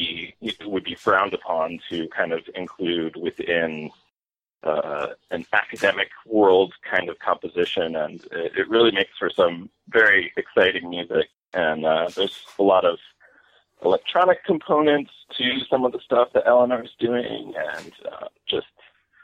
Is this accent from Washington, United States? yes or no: no; Stockbridge, Massachusetts, United States; moved away as an adult; also born or lived in Lee, Massachusetts / New York City / Brooklyn; I grew up in Lee and Stockbridge